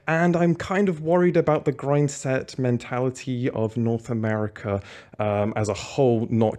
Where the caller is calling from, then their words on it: Berlin, Germany; I'm calling from Berlin, but I'm normally in the UK in London.